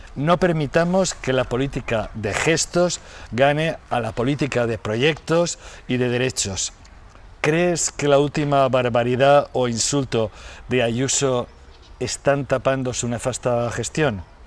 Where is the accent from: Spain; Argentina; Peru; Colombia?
Spain; Valencian Community; en mi tierra, en el país valenciano